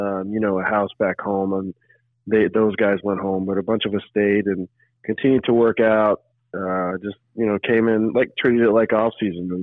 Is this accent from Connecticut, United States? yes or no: no; Frisco, Texas, United States; growing up in Frisco, obviously coming back here always is, you know, it's kind of my home base